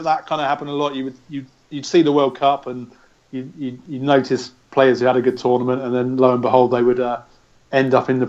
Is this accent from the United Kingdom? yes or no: yes; England, United Kingdom; for us as English fans